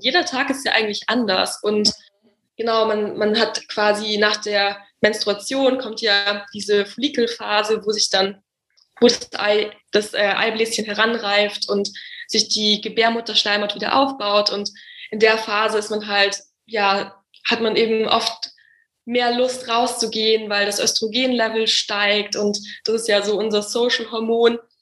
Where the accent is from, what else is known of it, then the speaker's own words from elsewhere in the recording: Munich, Bavaria, Germany; now in Berlin, Germany; ganz ursprünglich komme ich aus München